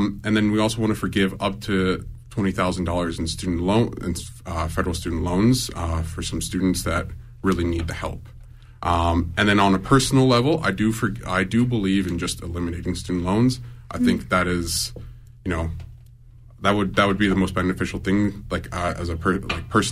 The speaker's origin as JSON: {"language": "English", "town": "Lethbridge", "region": "Alberta", "country": "Canada", "tie": "born or raised there", "also_born_or_lived": "Colombia", "moved": "yes", "lives_now": "Calgary, Canada", "said": "So I was born in Colombia. I moved to Canada when I was 7. I grew up in southern Alberta in Lethbridge"}